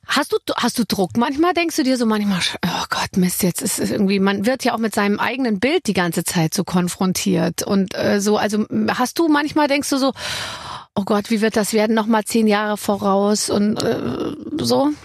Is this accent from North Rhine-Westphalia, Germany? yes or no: no; Bavaria, Germany; ich bin aus Bayern